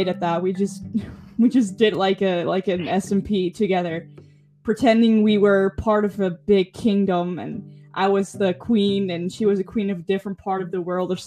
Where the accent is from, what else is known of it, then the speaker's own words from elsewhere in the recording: Netherlands; I'm a content creator from the Netherlands